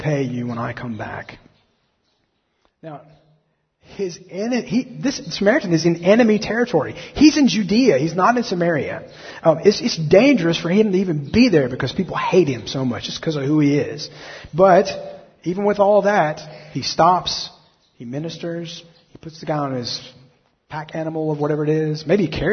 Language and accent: English; Alabama, United States; I'm from Alabama